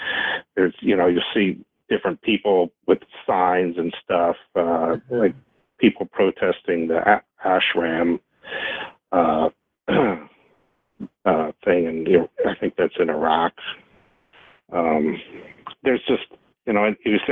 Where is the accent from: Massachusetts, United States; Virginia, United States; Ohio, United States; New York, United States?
Virginia, United States; Woodbridge; I grew up in Woodbridge, which is just south of D.C. on 95, and so, you know, I'm from this area